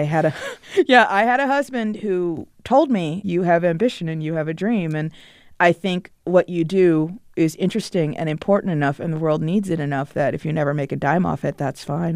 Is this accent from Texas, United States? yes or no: no; Potomac, Maryland, United States; I grew up in Potomac, Maryland, which is a suburb of Washington D.C.